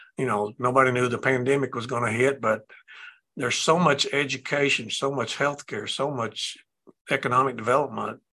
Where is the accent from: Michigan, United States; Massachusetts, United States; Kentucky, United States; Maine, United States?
Kentucky, United States; McKee; I grew up, this is my hometown